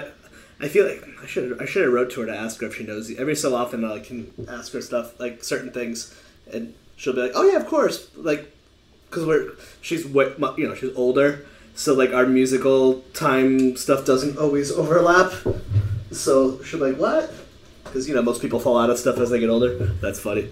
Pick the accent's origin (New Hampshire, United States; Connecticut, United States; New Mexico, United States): Connecticut, United States; I'm from Connecticut